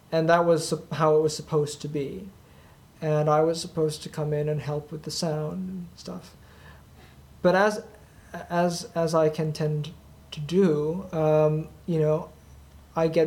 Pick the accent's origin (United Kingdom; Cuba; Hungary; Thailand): Thailand; and um, yet I'm originally from Thailand.